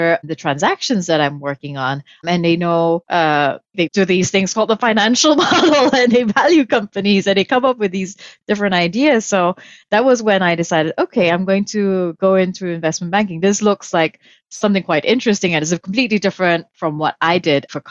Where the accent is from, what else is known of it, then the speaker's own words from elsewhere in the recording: Kuala Lumpur, Malaysia; moved away; I grew up in Malaysia, in Kuala Lumpur